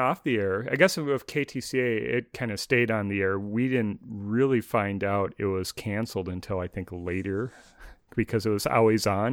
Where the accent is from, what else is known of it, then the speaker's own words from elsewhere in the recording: Minneapolis–Saint Paul, Minnesota, United States; moved away; also born or lived in East Coast; I grew up in the Twin Cities